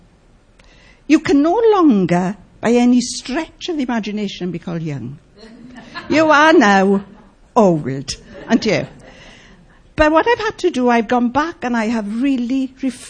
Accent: Wales, United Kingdom; I was brought up in the Welsh chapels

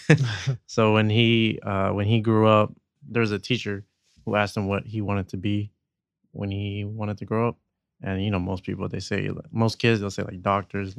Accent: San Jose, California, United States; we're from San Jose

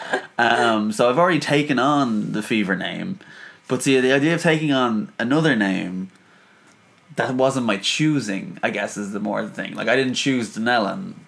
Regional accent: Dublin, Leinster, Ireland; I'm from Dublin, Ireland.

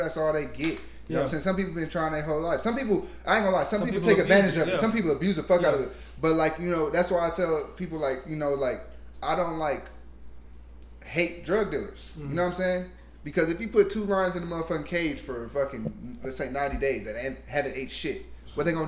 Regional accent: Los Angeles, California, United States; I'm from

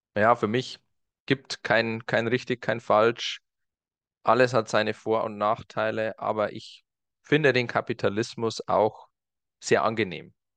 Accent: Germany; moved away as an adult; also born or lived in United States; bei mir in meiner Jugend in Deutschland

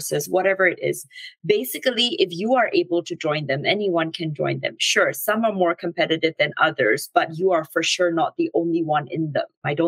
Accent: Singapore; moved away as an adult; I'm originally from Singapore

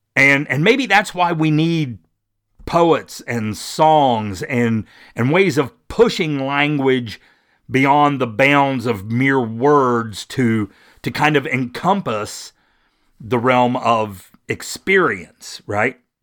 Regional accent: West Virginia, United States; I'm from West Virginia. I'm a native of West Virginia

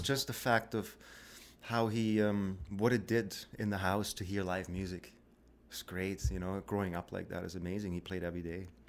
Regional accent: Black Forest, Baden-Württemberg, Germany; moved away as an adult; also born or lived in Victoria; now in Canada; I grew up in the Black Forest

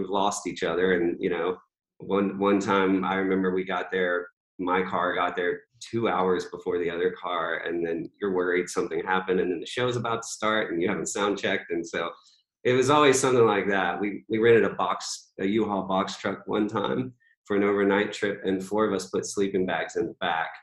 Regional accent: Lynchburg, Virginia, United States; also born or lived in North Carolina / Dallas, Texas; I was born in North Carolina, and shortly after that, lived in Dallas, Texas for 5 or 6 years. And then we moved to Virginia. So most of my, you know, years were in Virginia, in Lynchburg

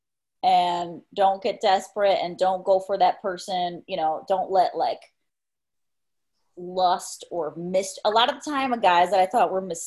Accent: Mexico; moved away; my dad's Spanish, and I grew up in Mexico

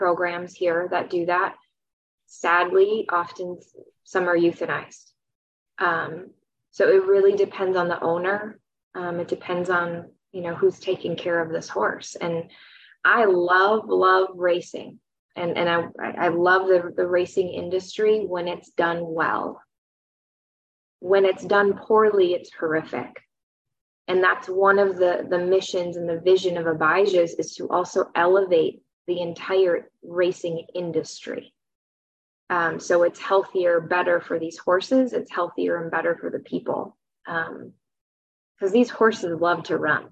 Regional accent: Wisconsin, United States; moved away as an adult; also born or lived in St. Paul, Minnesota; I grew up in Wisconsin

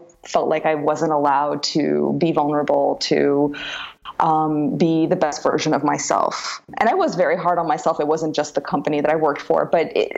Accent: outside New York City, United States; moved away as an adult; now in Paris, France; I grew up in New York in this small French community. Sounds a bit odd, but yeah, small French community outside of New York City.

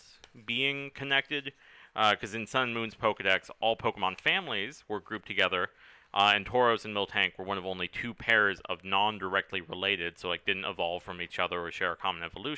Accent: West Coast, United States; We're from the West Coast.

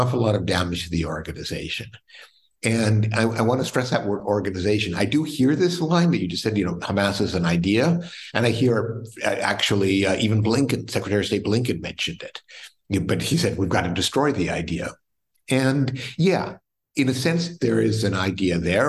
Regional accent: United States; as an American

